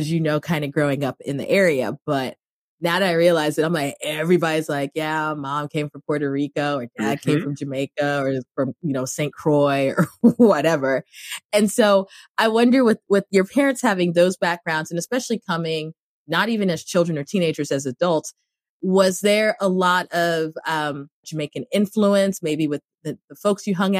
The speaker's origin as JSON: {"language": "English", "country": "Cameroon", "tie": "born or raised there", "moved": "yes", "said": "everybody who ever listens to this podcast knows that I grew up in Cameroon."}